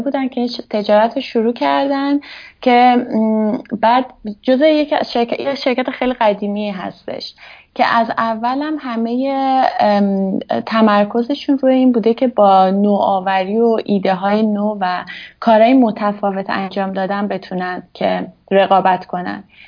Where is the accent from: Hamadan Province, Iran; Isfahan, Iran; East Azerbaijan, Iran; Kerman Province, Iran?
Hamadan Province, Iran; Hamadan; moved away as an adult; also born or lived in Tehran / Tabriz; now in Switzerland; من متولد همدان هستم همدان به دنیا اومدم بعد یه حدود نه سالم اینا که بود با خانوادم اومدیم تهران